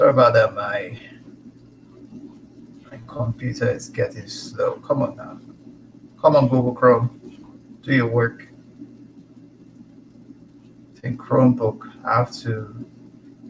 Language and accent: English; Nigeria; now in Canada; I'm from the Igbo tribe. I'm Nigerian. Born, bred, raised, everything in the continent.